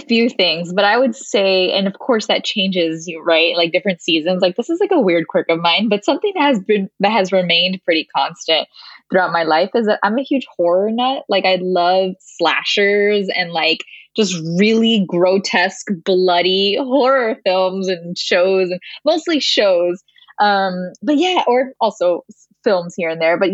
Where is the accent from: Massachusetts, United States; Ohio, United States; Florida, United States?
Florida, United States; Miami; moved away; growing up in Miami, I had such a unique connection to my culture